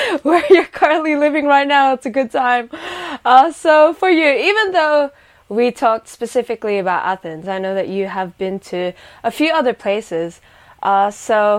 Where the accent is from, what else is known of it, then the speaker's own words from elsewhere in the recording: Sydney, New South Wales, Australia; I come from Sydney, Australia, currently based in Sydney, Australia.